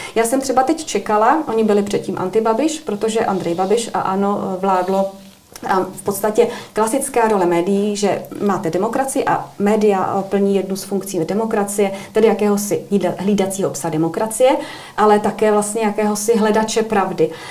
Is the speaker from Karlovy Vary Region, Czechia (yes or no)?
yes; Cheb, Karlovy Vary Region, Czechia; moved away as an adult; also born or lived in Prague; now in United Kingdom; od roku 2015 jsem v Británii, ale tím, že pocházím z Chebu, což je příhraniční město